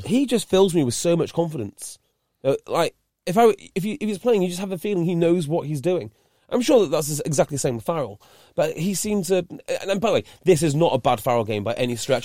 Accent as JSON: {"language": "English", "area": "Welsh", "region": "Wales", "country": "United Kingdom", "said": "I'm Welsh"}